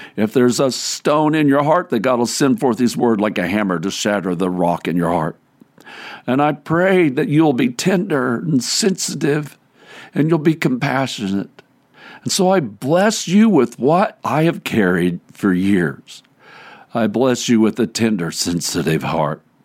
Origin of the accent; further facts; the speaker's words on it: Cowgill, Missouri, United States; I grew up in Cowgill. A Methodist kid